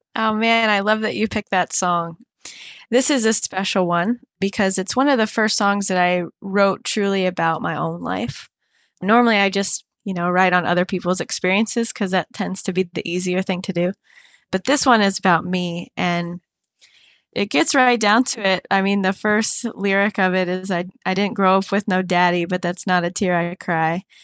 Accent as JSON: {"language": "English", "town": "Cape Coral", "region": "Florida", "country": "United States", "tie": "born or raised there", "said": "went back to my hometown, And I recorded this in Cape Coral, Florida"}